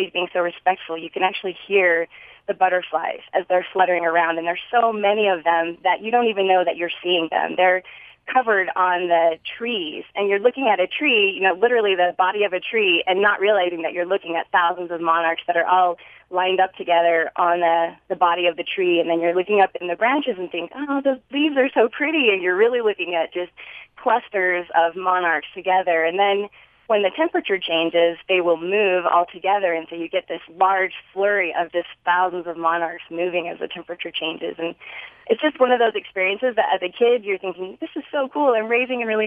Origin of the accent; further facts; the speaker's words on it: Hyrum, Utah, United States; I grew up in Hiram